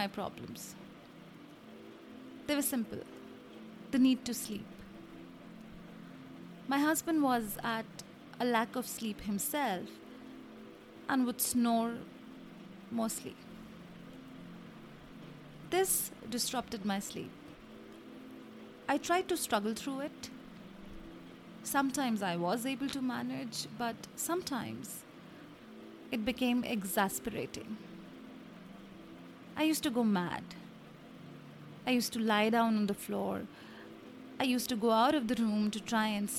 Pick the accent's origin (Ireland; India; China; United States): India; I come from India, and a lot of Indian families have on an average of 4 to 8 people living together. We are 7